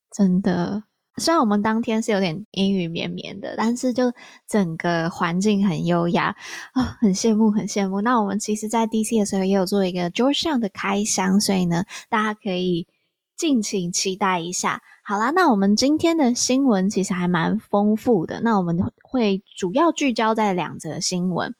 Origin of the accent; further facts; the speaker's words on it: Taiwan; 我从台湾来